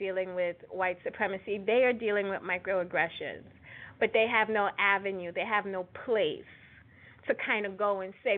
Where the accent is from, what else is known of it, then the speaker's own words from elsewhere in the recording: New York City, New York, United States; accent: Brooklyn; my Brooklyn accent